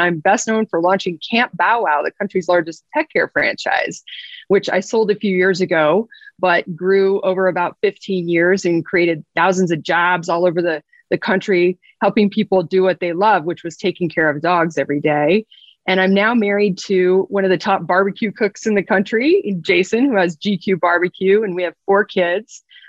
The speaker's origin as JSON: {"language": "English", "town": "Monument", "region": "Colorado", "country": "United States", "tie": "born or raised there", "said": "I'm a homegrown Colorado kid. I grew up the road in Monument, right outside of the Air Force Academy."}